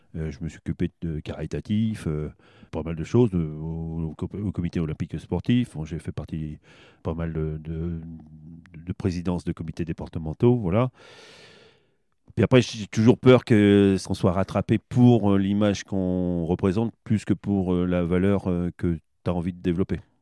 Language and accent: French; Châteauroux, Centre-Val de Loire, France; moi je suis né à Châteauroux